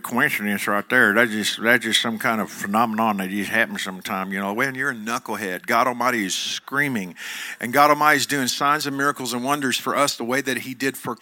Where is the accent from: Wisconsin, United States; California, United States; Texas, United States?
Texas, United States; Joshua; I'm from Johnson County, Texas. I'm from Joshua, Texas.